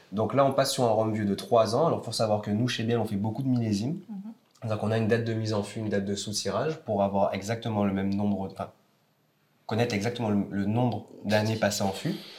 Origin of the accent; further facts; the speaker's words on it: Marie-Galante, Guadeloupe; moved away as an adult; je suis né à Marie-Galante ah, et euh, je suis parti après mes 18 ans pour les études